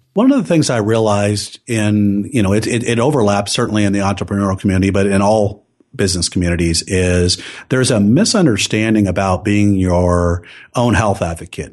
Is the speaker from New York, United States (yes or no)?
no; Silicon Valley, California, United States; I grew up in Silicon Valley